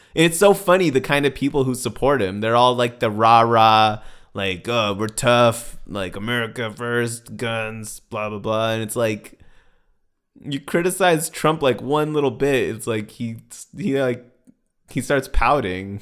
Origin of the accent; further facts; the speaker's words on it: United States; I'm an American